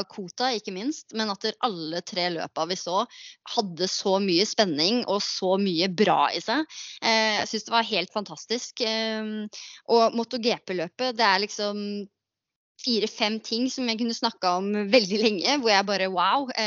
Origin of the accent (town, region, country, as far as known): Halden, Østfold, Norway